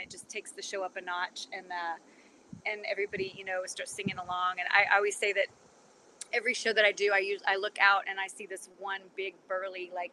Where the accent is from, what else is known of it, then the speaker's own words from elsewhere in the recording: South Central Kansas, United States; moved away as an adult; also born or lived in Wichita, Kansas; now in Nashville, United States; I'm from this little tiny farm community, in South Central Kansas